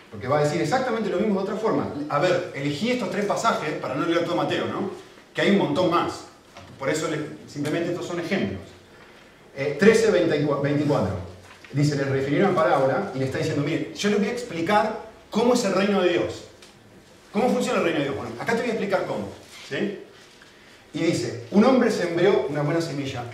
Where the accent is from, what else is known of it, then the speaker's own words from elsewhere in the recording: Argentina; now in Spain; Yo como argentino